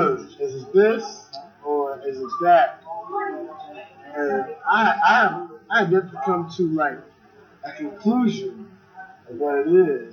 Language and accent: English; Philadelphia, Pennsylvania, United States; I'm from Philly.